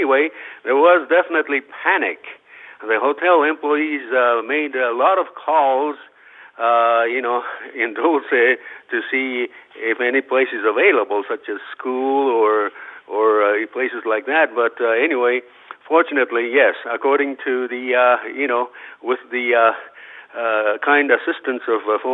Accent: Yokohama, Kanagawa, Japan; now in United States; I was born and raised in Yokohama, Japan in 1944

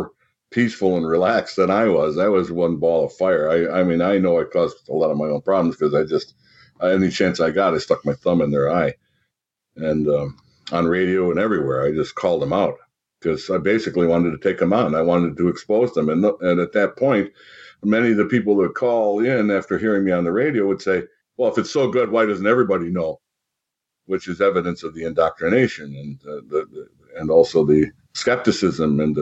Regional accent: Rochester, New York, United States; I'm from Rochester, New York

